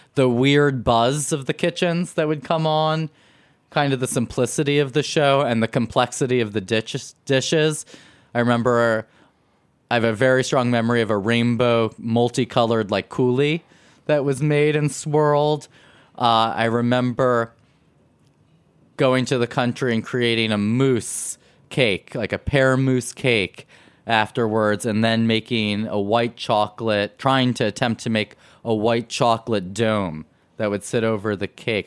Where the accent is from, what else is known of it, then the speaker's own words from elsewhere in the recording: New York City, New York, United States; growing up on Spring Street we had our our our, our shopping was Little Italy and was Chinatown